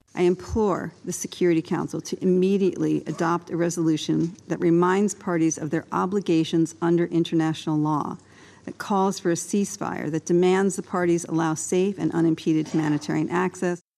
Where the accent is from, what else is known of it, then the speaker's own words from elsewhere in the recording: South Africa; ons almal as Suid-Afrikaner